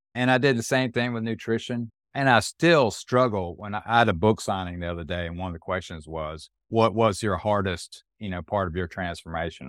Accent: Fayetteville, North Carolina, United States; my hometown newspaper, which is where I was born and raised

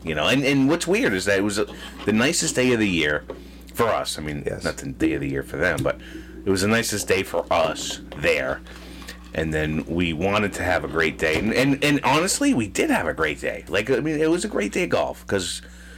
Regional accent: Massachusetts, United States; We're from Massachusetts

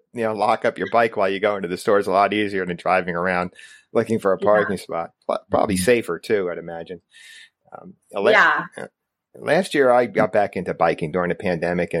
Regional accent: New Jersey, United States; I grew up in New Jersey

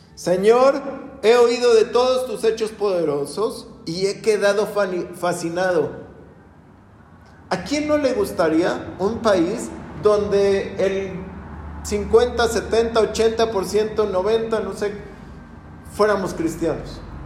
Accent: Mexico; Nunca nos hemos puesto, ni como mexicanos

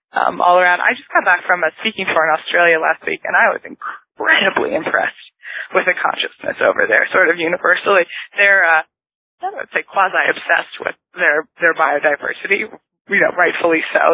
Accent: Northern California, United States; I was born and raised in Northern California

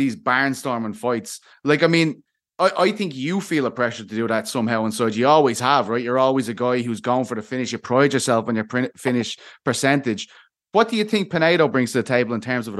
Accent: Dublin, Leinster, Ireland; in my hometown

